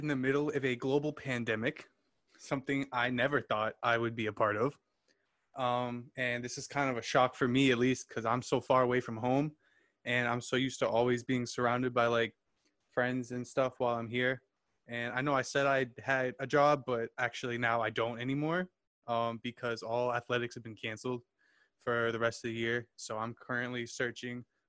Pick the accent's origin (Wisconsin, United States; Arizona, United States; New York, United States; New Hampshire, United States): New Hampshire, United States; also born or lived in Virginia; now in Massachusetts, United States; I'm from Massachusetts, lived there for a few years now, lived in New Hampshire before that.